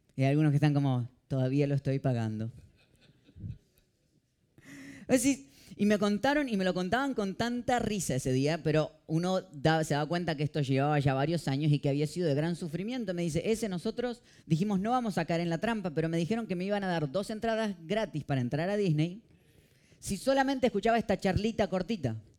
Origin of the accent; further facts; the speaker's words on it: Argentina; now in Miami, United States; yo salgo y en dos horas estoy en mi país